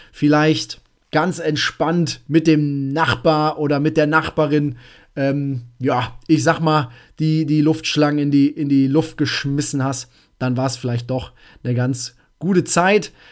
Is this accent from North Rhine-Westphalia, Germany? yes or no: yes; North Rhine-Westphalia, Germany; Ich komme aus Münsterland, da rufen diejenigen, die jetzt gerade zuhören, natürlich schon Yes! Schnapszahl, genau so ist es.